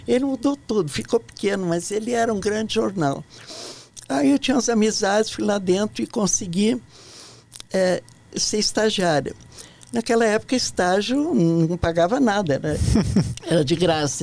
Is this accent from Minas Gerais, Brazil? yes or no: no; Ijuí, Rio Grande do Sul, Brazil; moved away as an adult; also born or lived in Porto Alegre; now in Brasília, Brazil